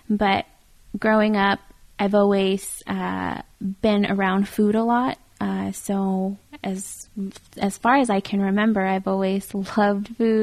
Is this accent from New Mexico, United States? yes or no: yes; Fruitland, New Mexico, United States; I grew up in a little town called Fruitland, New Mexico. I lived there pretty much all through high school